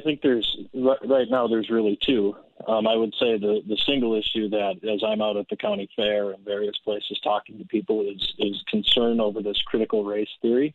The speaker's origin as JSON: {"language": "English", "town": "Andover", "region": "Minnesota", "country": "United States", "tie": "born or raised there", "said": "I was born and raised in Andover"}